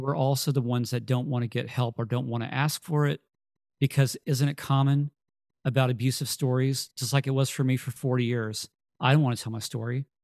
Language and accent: English; Texas, United States; we're from Texas